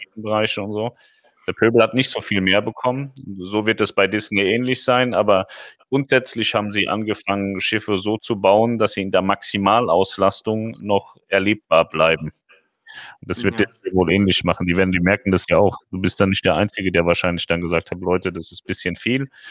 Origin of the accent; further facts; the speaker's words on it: Germany; uns in Deutschland